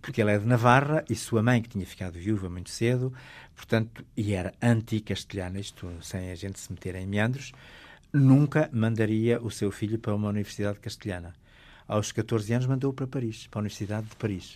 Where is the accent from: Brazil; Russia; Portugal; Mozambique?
Portugal; Alto Douro, Norte; Na minha aldeia natal, que é no Alto Douro